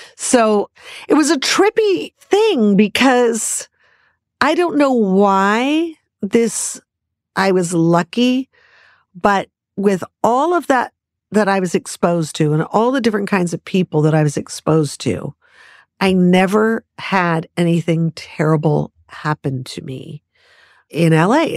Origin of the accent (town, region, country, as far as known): Los Angeles, California, United States; born or raised there